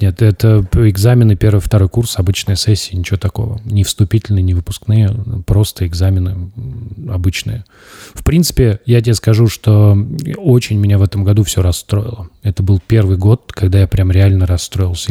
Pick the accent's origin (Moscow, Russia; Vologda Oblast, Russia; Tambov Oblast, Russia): Tambov Oblast, Russia; Tambov; moved away as an adult; Я уехал из Тамбова, я жил в общаге